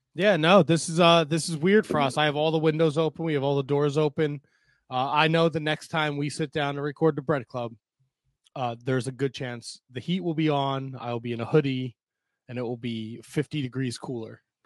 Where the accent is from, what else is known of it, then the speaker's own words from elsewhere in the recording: United States; being an American